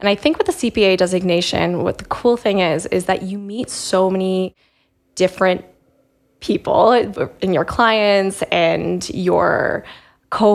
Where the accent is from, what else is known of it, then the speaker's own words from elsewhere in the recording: Calgary, Alberta, Canada; moved away as an adult; now in London, United Kingdom; I was born and raised in Calgary.